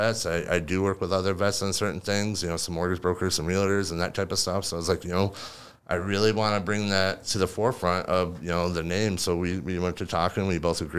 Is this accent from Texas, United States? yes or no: no; Kalamazoo, Michigan, United States; moved away as an adult; now in Grand Rapids, United States; I grew up in Kalamazoo, so not too far away